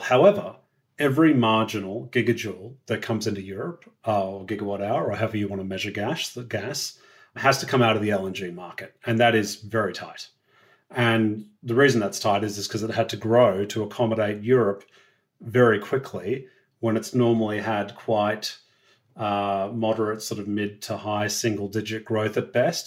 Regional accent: Australia; as an Australian

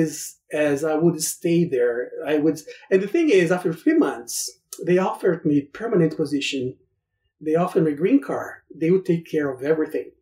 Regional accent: Brazil; English is a second language; moved away as an adult; now in United States; I was very used to go to the gym in Brazil

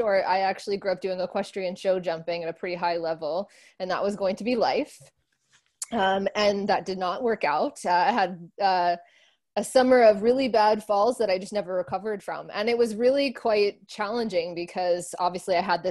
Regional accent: Northeast, United States; moved away as an adult; also born or lived in Miami; now in New York City, United States; I grew up in the Northeast

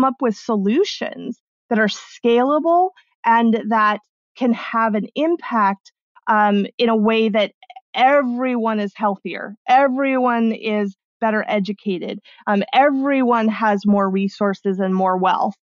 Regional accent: Arizona, United States; born or raised there; also born or lived in Mexico

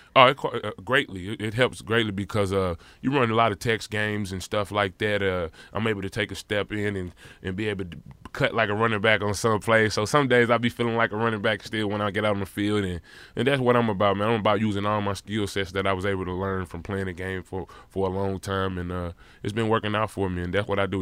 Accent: St. Louis, Missouri, United States; it just made me tough as a kid growing up in Saint Louis, Missouri

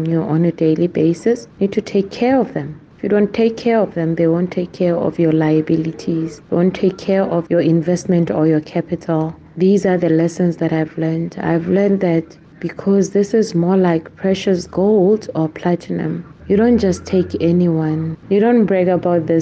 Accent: Rustenburg, North West, South Africa; I'm born and bred in the Northwest in the area called Rustenburg

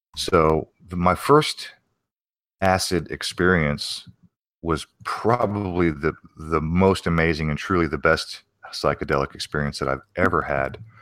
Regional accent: Arizona, United States; also born or lived in New Castle, Pennsylvania; my parents moved to Arizona

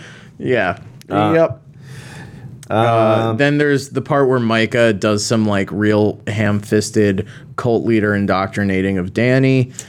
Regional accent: New York, United States; because I'm from New York.

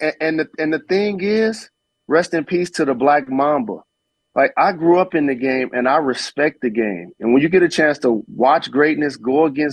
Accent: Detroit, Michigan, United States; Fortunate enough, I grew up in Detroit, that was one, and played in Indiana, that's two.

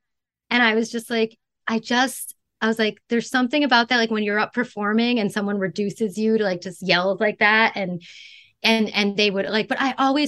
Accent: Canada; born there; I went to Toronto because I was born in Canada.

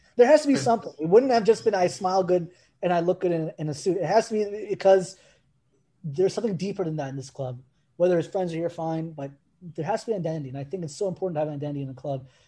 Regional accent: United States; i grew up in America

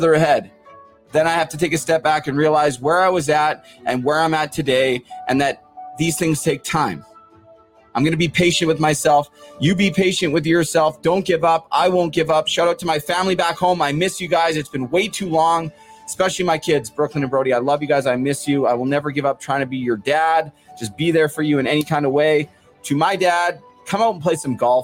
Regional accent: Port Coquitlam, British Columbia, Canada; I'm from Port Coquitlam.

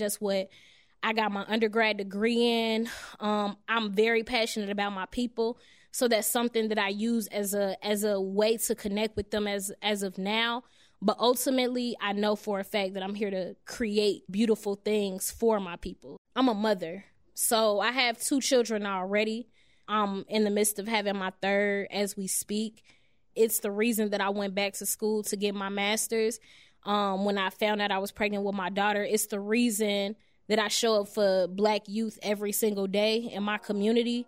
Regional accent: Chicago, Illinois, United States; I'm actually from Englewood, 67th and Peoria.

